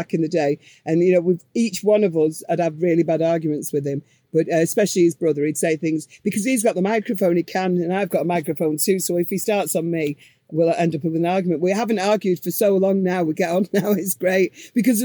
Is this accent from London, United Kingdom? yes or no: no; Manchester, North West England, United Kingdom; we're from Manchester